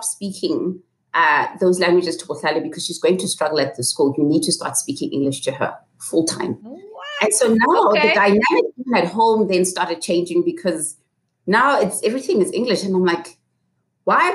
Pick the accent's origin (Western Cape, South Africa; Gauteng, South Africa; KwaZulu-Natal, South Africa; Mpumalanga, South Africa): Gauteng, South Africa; Soweto; also born or lived in West Rand; I grew up in Soweto for most of my life, in Mufulo and Pimville